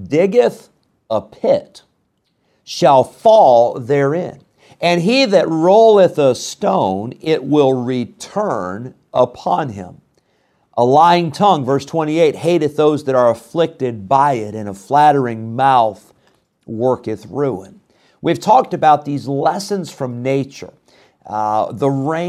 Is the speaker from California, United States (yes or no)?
no; Illinois, United States; I grew up in Illinois.